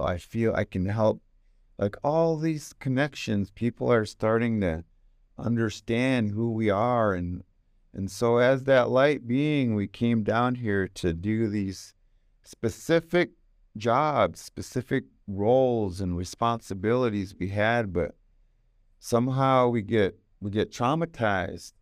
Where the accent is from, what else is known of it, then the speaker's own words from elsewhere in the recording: United States; I got the tail end of growing up in America w, as a native